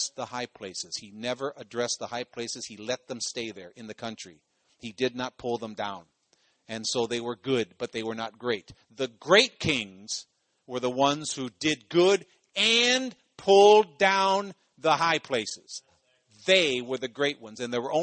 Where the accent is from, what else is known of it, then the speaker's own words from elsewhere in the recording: Cleveland, Ohio, United States; I come from Ohio. I come from Cleveland.